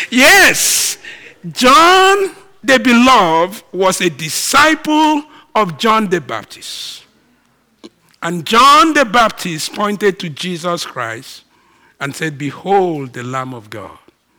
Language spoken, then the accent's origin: English; Nigeria; moved away; I'm all Nigerian